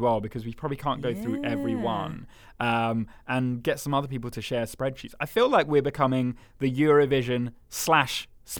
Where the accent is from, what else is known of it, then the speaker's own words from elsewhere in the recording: Denmark; English is a second language; To choose one favourite from Sweden and my home country Denmark was quite difficult.